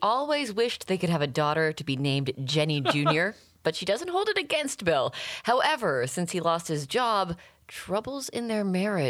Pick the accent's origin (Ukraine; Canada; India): Canada; now in United States; I'm from Canada, because I was on the CBC in Canada where they don't do fund drives